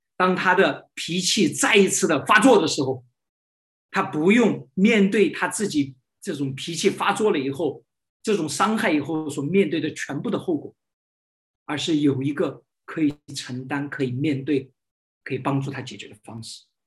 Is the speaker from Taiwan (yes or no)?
no; China; 我们中国人